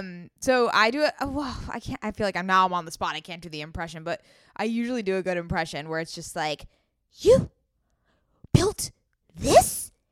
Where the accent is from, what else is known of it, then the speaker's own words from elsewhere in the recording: California, United States; Oh my God, I'm from California.